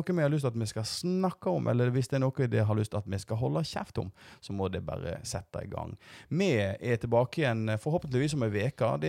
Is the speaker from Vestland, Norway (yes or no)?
yes; Voss, Vestland, Norway; accent: Voss dialect; Jeg har ei kvasidialekt fra, fra Voss, men eh, vi gjør så godt vi kan.